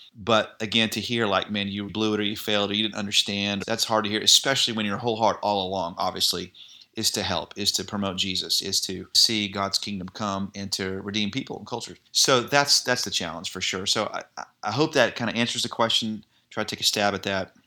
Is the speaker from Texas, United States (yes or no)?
yes; Irving, Texas, United States; I grew up in the Dallas area, you may know this, in Ir-, Irving, Texas